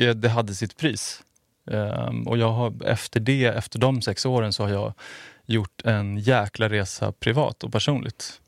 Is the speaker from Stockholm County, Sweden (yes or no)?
yes; outside Stockholm, Stockholm County, Sweden; also born or lived in Finland (half-Finnish ancestry); jag är född utanför Stockholm, har bott